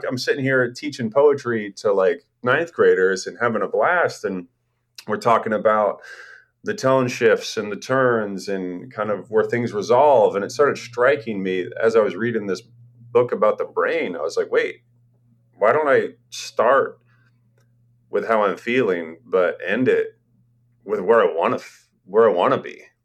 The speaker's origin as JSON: {"language": "English", "town": "Portland", "region": "Oregon", "country": "United States", "tie": "born or raised there", "also_born_or_lived": "Astoria, Oregon / Europe", "moved": "as an adult", "lives_now": "Corvallis, United States", "said": "I'd lived in Portland my whole life"}